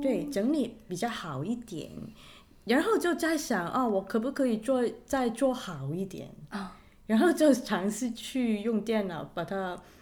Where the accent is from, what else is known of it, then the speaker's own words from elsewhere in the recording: Hong Kong; 我是从香港来的。呃，我在香港是干，呃，教钢琴，教，呃，音乐